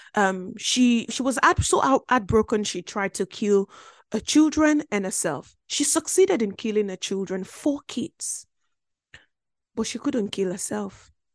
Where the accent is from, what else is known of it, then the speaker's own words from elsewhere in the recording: Belgium; now in United Kingdom; I grew up in Belgium.